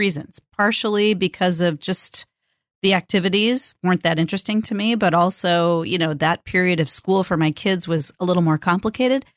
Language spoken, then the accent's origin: English; California, United States; born or raised there; now in Portland, United States